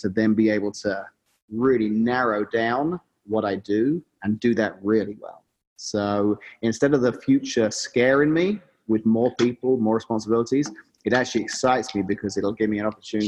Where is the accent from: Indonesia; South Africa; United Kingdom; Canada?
United Kingdom; England; moved away as an adult; now in Washington, Illinois, United States; growing up in England is kind of all I knew